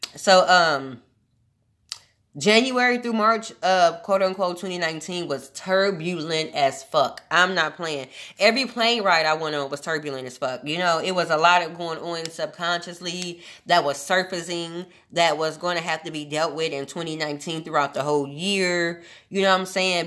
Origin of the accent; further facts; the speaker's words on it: Omaha, Nebraska, United States; moved away; I'm from Omaha, Nebraska, originally born and raised